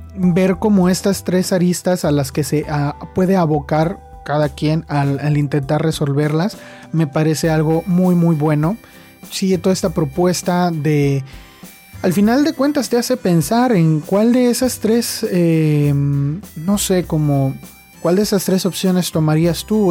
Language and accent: Spanish; Mexico; soy de México